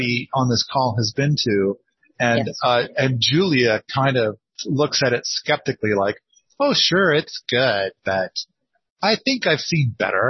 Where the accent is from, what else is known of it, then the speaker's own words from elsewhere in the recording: Wallowa County, Oregon, United States; I spent some time growing up in Wallah County